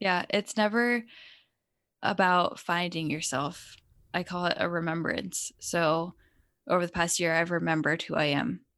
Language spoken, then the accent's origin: English; Connecticut, United States; I grew up in Connecticut